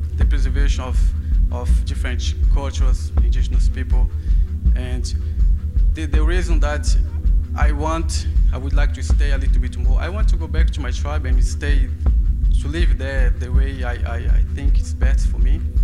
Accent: Brazilian Amazon, Brazil; English is a second language; moved away as an adult; now in London, United Kingdom

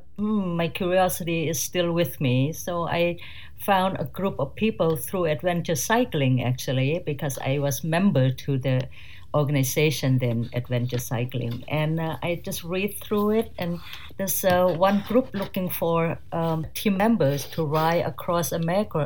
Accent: Surin, Thailand; English is a second language; moved away as an adult; I'm from Thailand, a city called Surin from the northeast of Bangkok, closer to Cambodia border. And there I born and raised and educated

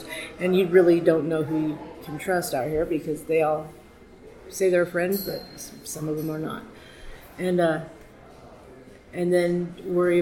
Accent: Baker City, Oregon, United States; moved away; also born or lived in Scottsdale, Arizona; I was born and raised in Baker, Oregon.

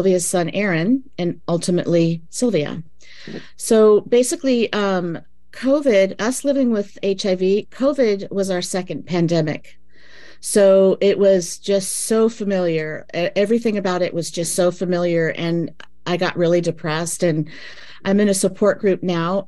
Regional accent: Los Angeles, California, United States; now in San Francisco, United States; I was born in Los Angeles and moved to San Francisco in 1986 when I was 23.

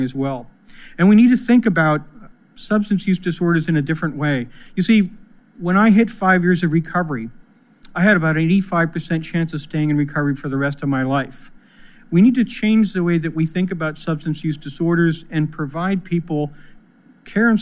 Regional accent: Pennsylvania, United States; my home state of Pennsylvania

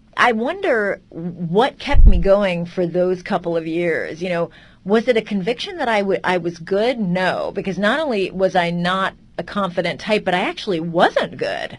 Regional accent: California, United States; I was from Calif- well, from California, so very far from Europe

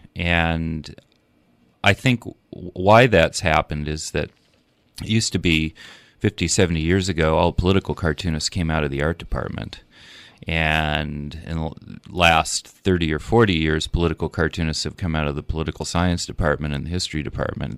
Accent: Minnesota, United States; moved away; also born or lived in Marquette, Michigan / Alexandria, Virginia / Portland, Oregon; When I was a young teenager growing up in Minnesota, uh, I had just come from living in Washington, D C.

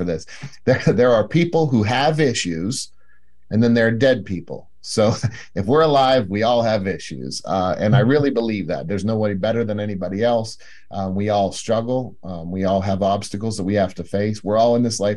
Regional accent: Pennsylvania, United States; moved away as an adult; also born or lived in South Lake Tahoe, California; I moved back to my home state of Pennsylvania.

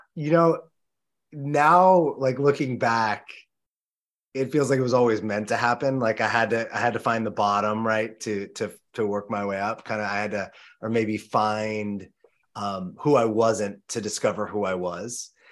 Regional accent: Los Angeles, California, United States; moved away as an adult; also born or lived in New York City; growing up in Los Angeles

